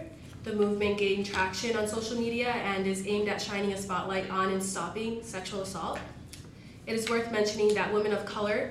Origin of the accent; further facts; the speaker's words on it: Buffalo, New York, United States; now in Boston, United States; from Buffalo, New York